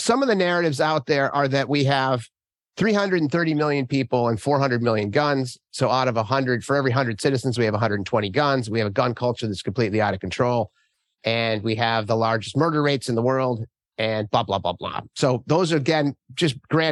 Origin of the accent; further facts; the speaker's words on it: Minnesota, United States; moved away; I was born and raised in Minnesota